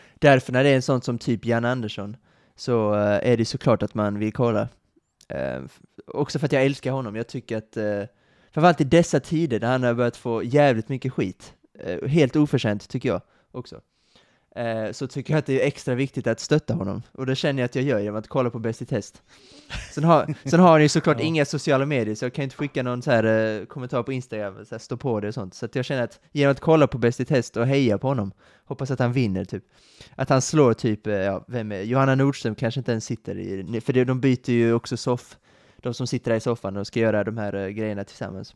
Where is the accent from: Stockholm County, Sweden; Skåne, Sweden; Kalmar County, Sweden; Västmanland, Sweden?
Skåne, Sweden; Kristianstad; moved away as an adult; now in Lund, Sweden; mina hemtrakter i Kristianstad